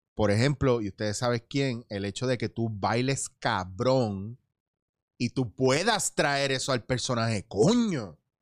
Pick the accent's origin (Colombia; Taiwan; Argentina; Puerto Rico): Puerto Rico; moved away as an adult; also born or lived in The Bronx, New York, United States / Barcelona, Spain; yo nací en Nueva York, me traen para Puerto Rico